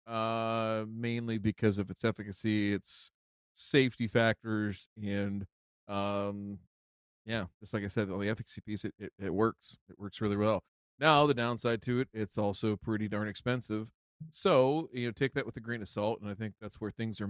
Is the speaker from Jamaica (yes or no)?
no; Canada; here in Canada, Matt, because, you know, we're all Canadian up here.